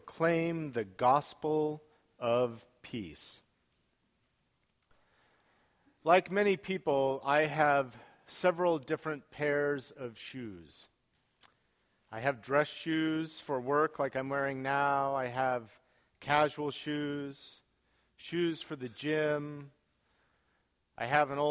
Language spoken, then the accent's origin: English; United States; us as American Christians